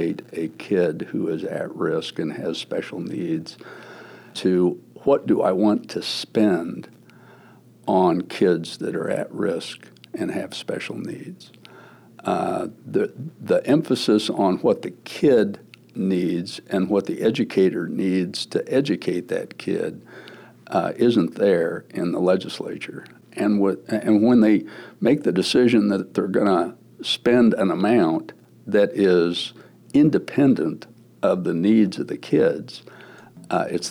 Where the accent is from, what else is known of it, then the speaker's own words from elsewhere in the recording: Wichita, Kansas, United States; in my hometown of Wichita, Kansas